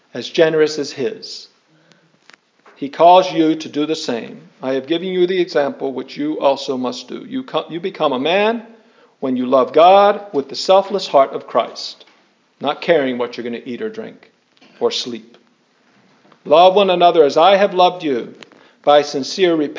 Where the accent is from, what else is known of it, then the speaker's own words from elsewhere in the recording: Irvington, New Jersey, United States; I come from Irvington, New Jersey